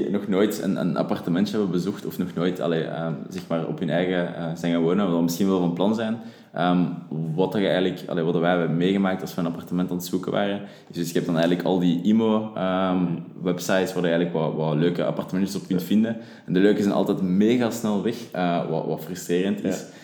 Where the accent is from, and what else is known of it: Leuven, Flanders, Belgium; moved away as an adult; now in Antwerp, Belgium